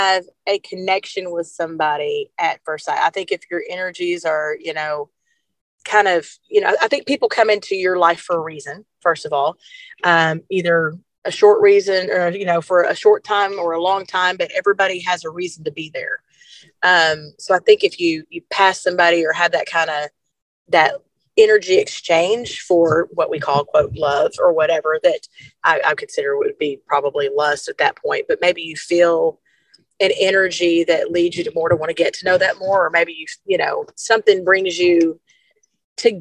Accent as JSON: {"language": "English", "region": "Arkansas", "country": "United States", "said": "I'm from Arkansas"}